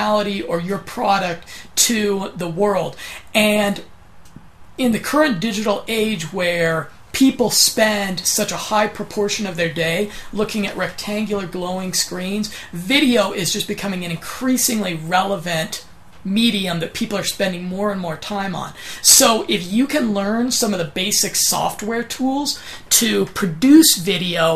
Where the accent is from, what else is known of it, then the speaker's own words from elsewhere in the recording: United States; accent: monotone American; my monotone American accent